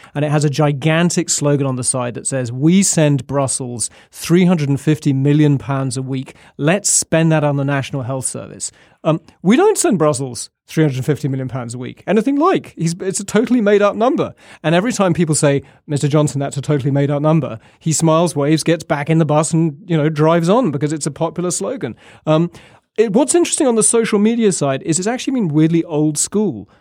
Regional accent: United Kingdom; now in Washington, United States; I'm English and Scottish

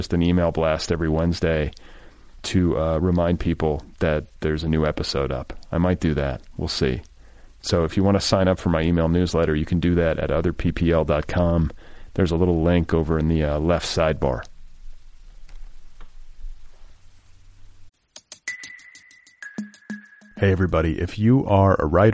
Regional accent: Wisconsin and Indiana, Midwest, United States; Wisconsin and Indiana

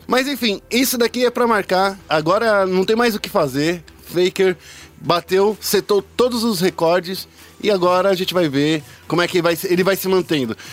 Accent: Brazil; a gente é brasileiro

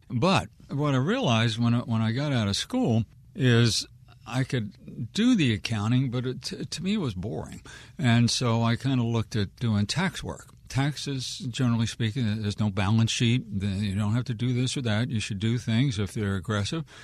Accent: Wheaton, Maryland, United States; I'm a born and raised Wheaton kid

